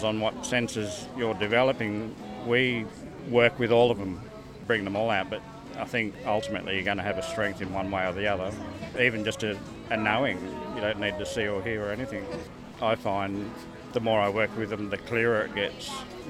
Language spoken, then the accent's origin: English; Newcastle, New South Wales, Australia; I'm actually from Newcastle, so I'm with the spiritualist church in Newcastle